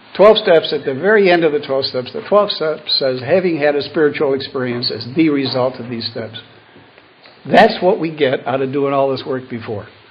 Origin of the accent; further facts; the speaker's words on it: Buffalo, New York, United States; also born or lived in Cleveland, Ohio; Born and raised in Buffalo